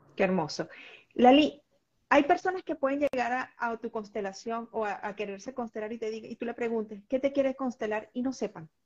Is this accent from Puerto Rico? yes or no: no; Venezuela; en mi país, en Venezuela